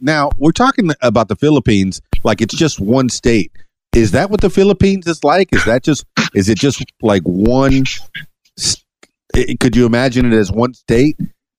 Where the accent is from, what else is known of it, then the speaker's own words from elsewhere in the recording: Miami, Florida, United States; now in Conway, United States; and I'm a big city boy. I'm from Miami, and I moved here to Conway, and wow, what a difference.